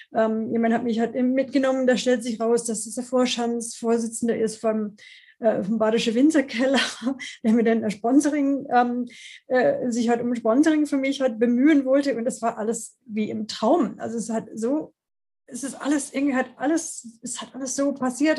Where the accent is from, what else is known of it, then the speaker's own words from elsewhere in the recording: Washington, District of Columbia, United States; German is a second language; moved away as an adult; now in Freiburg, Germany; ich komme ursprünglich aus den USA, aus Washington, D.C. und bin zum Studium ähm, 88 nach Deutschland gekommen